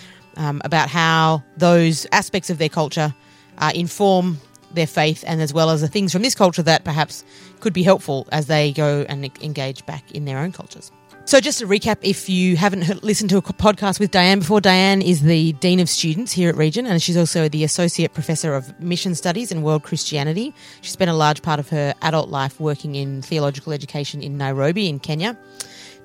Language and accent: English; Australia; moved away; from the Global South of Australia